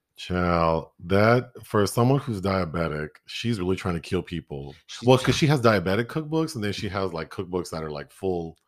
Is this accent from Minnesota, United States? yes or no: yes; Minnesota, United States; we're from Minnesota